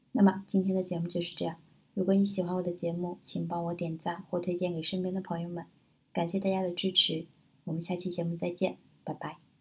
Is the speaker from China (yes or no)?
yes; China; 我们中国人就更含蓄了